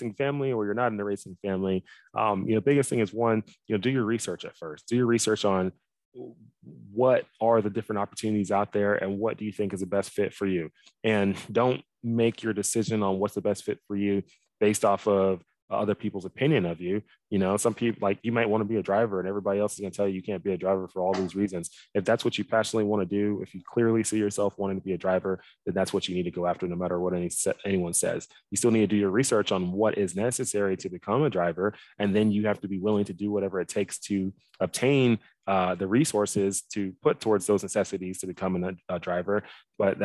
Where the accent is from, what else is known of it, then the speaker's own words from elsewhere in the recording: Dallas, Texas, United States; moved away as an adult; originally I'm from Dallas, Texas. I grew up there pretty much my whole life.